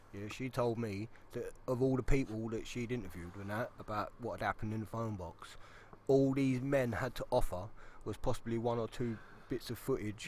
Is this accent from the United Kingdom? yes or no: yes; London, United Kingdom; moved away; I'm from South East London